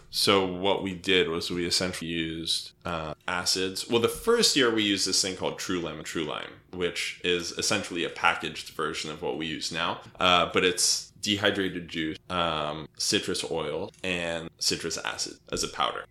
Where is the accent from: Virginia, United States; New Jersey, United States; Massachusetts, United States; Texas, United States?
New Jersey, United States; suburban; moved away as an adult; also born or lived in Michigan / New York; I was born in Michigan. Uh, I grew up in suburban New Jersey um, and went to school in New York uh, when I was 18 and lived there for 10 years